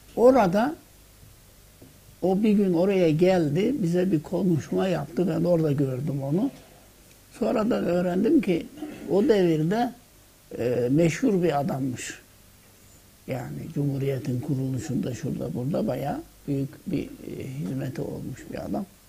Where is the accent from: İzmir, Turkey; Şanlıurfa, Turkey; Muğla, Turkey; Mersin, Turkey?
Muğla, Turkey; Fethiye; Bendeniz Fethiye'nin Doğanla yani Muğla vilayeti Fethiye'nin Doğanlar köyünde doğdum.